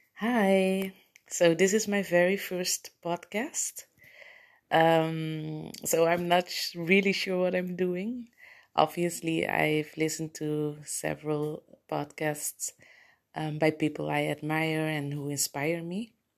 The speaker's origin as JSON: {"language": "English", "country": "Curaçao", "tie": "born or raised there", "also_born_or_lived": "Netherlands", "second_language": "English", "moved": "as an adult", "lives_now": "Aruba", "said": "I was born in Curacao, but I lived in Holland, um, Europe for basically my entire adult life."}